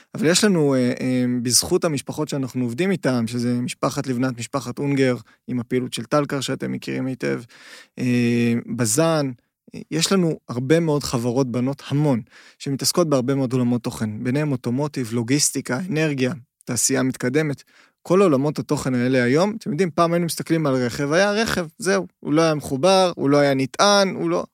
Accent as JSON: {"language": "Hebrew", "country": "Israel"}